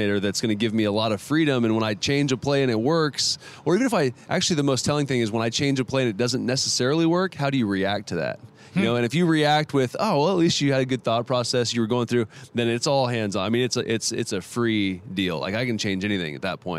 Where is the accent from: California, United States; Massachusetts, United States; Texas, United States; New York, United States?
California, United States; Bakersfield; I'm from Bakersfield